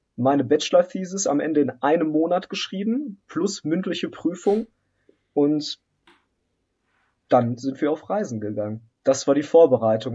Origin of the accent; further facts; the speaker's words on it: Germany; also born or lived in Poland; ich bin ehemals in Polen geboren. Ich bin ähm, dann mit meinen Eltern in ganz jungem Alter hier nach Deutschland migriert.